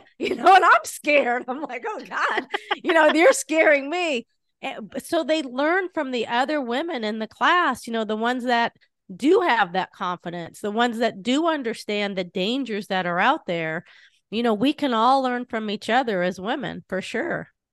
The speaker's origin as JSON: {"language": "English", "region": "Southern California", "country": "United States", "tie": "born or raised there", "said": "I grew up in Southern California"}